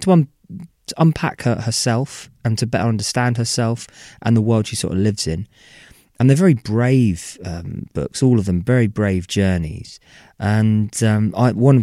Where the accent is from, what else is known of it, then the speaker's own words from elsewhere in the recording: United Kingdom; we're British